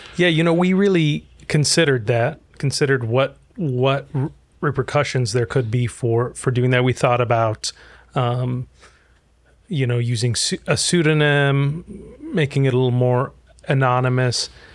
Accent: Egypt; now in United States; I'm originally from Egypt, and I grew up in a Muslim family

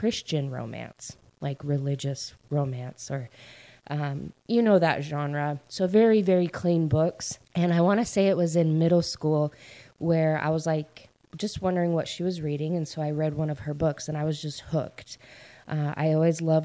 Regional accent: Idaho, United States; moved away as an adult; also born or lived in Utah; now in East Coast, United States; I grew up in Idaho, and I lived there in my hometown until I graduated from high school.

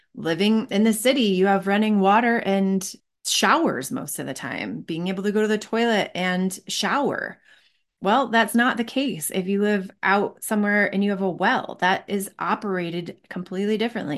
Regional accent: Michigan, United States; now in Colorado, United States; I grew up in Michigan

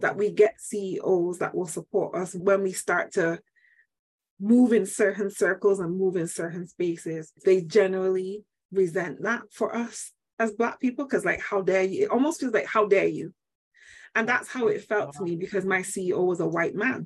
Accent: Manchester, North West England, United Kingdom; now in Barbados; I am from Manchester, UK. I Yay. was born and bred

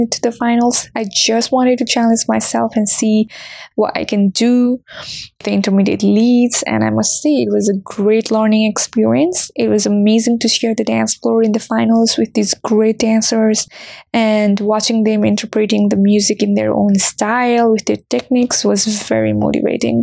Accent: Nepal; moved away as an adult; now in Washington, DC, United States; I'm from Nepal and I have been living in DC since 2019

